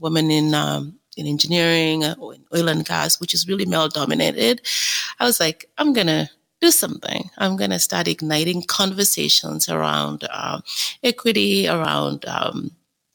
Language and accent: English; Kenya; now in Canada; I was born in Kenya